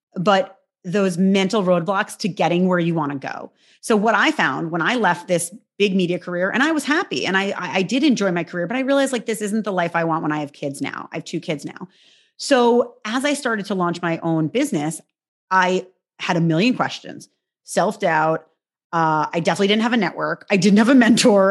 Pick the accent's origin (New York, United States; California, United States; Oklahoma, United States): New York, United States; I'm a New Yorker